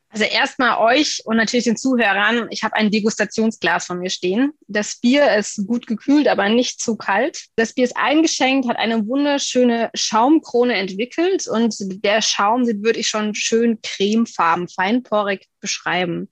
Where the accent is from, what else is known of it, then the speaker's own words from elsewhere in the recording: Miltenberg, Bavaria, Germany; aus meiner Heimat in Miltenberg.